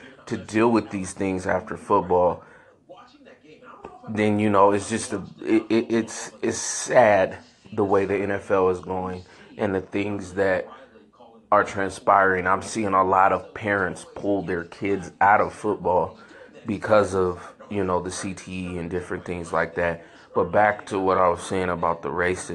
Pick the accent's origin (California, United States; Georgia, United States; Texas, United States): California, United States; San Francisco; I grew up in San Francisco